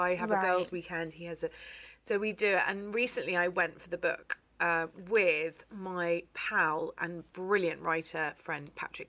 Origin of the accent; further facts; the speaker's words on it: London, United Kingdom; I'm a Londoner born and bred.